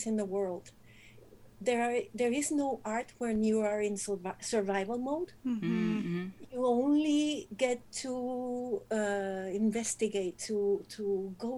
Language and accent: English; Monterrey, Nuevo León, Mexico; I am from Monterrey